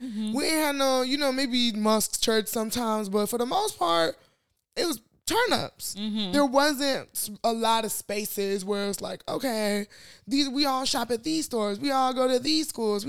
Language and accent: English; United States; whoops, I grew up in America.